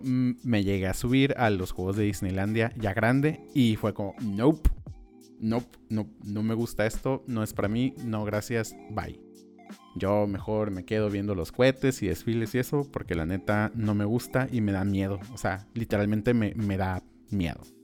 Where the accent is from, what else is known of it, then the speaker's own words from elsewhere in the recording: Tijuana, Baja California, Mexico; crecimos en Tijuana